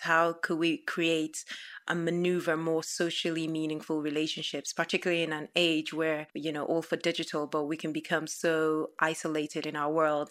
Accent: Nigeria; now in United Kingdom; growing up in Nigeria

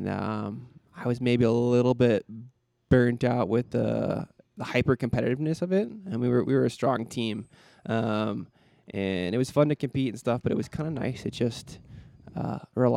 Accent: Stoughton, Wisconsin, United States; moved away as an adult; now in Lander, United States; I grew up in Stoughton, Wisconsin

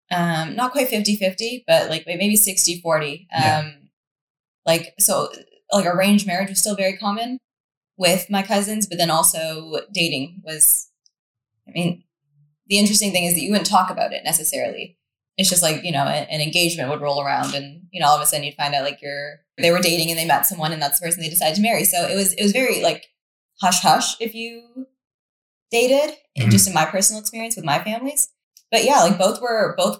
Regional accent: Mississauga, Ontario, Canada; I was born and raised in Canada

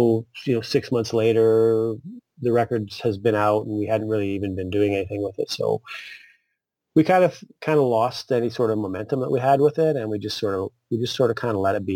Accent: Saskatoon, Saskatchewan, Canada; moved away; also born or lived in Toronto; I grew up in Saskatoon

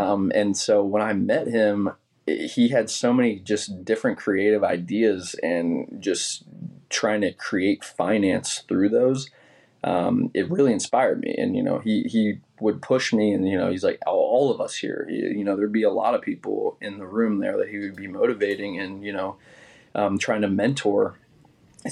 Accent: Williamsport, Maryland, United States; moved away as an adult; also born or lived in New York; I'm first-generation Marylander, first-generation Williamsport, but then born and bred in Williamsport

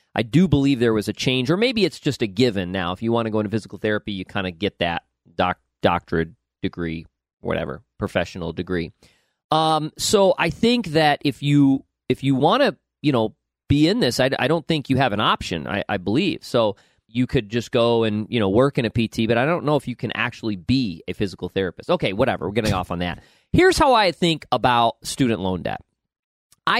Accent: upstate New York, United States; moved away; every person I grew up with in upstate New York

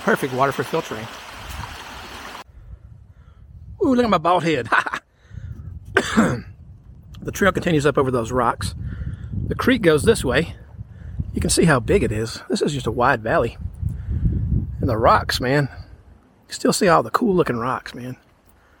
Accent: on the Louisiana border, East Texas, United States; My hometown, if you don't know about it, folks, it's in East Texas on the Louisiana border

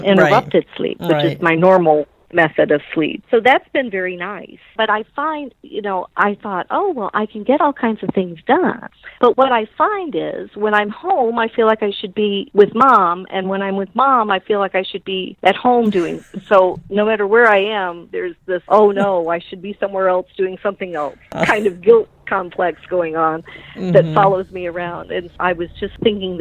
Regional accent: Belleville, Illinois, United States; I grew up in Belleville

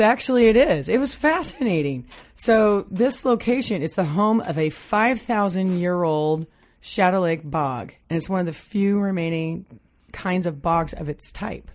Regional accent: Midwest, United States; now in Pacific Northwest, United States; I come from the Midwest

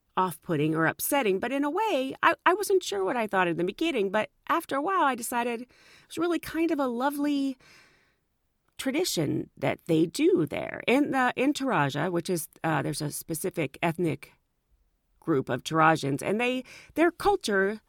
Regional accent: United States; I was from the United States

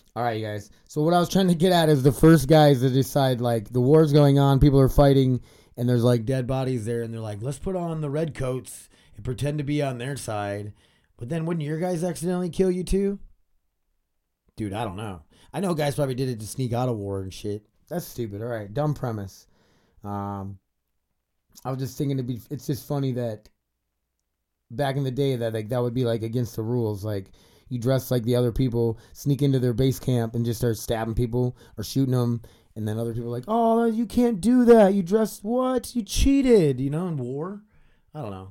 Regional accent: South Dakota, United States; I grew up in South Dakota

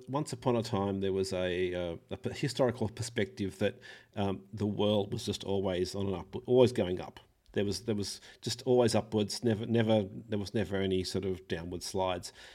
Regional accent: Australia; I'm an Australian

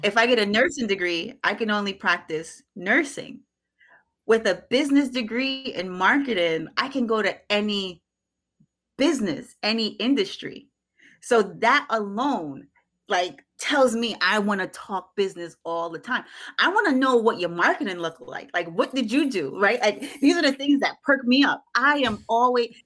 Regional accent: Jamaica; I'm unapologetically Jamaican

